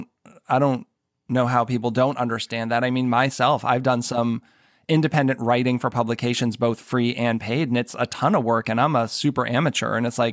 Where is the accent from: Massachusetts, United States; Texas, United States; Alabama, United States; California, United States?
Massachusetts, United States; Boston; now in Maryland, United States; I live in Maryland outside of D.C., and I'm originally from the Boston area